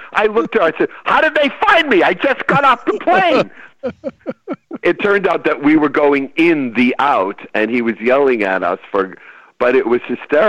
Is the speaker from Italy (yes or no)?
no; California, United States; I've been on this freeway for 7 hours. I don't know. I'm from California. Who the hell built this road?